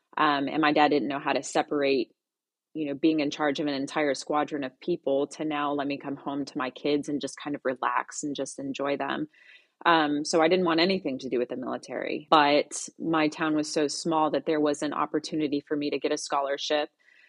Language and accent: English; Tularosa, New Mexico, United States; also born or lived in Minot; I was born in Minot, North Dakota. My dad was in the Air Force, so we moved around a bit. But I grew up in a little town called Tularosa, New Mexico, which is near El Paso, Texas.